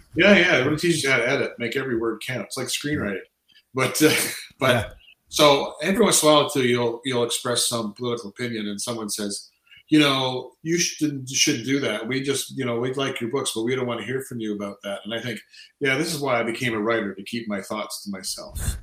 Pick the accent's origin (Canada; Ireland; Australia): Canada; I feel sort of eighty percent Canadian. I mean, I've lived here since this, say, since just before I turned four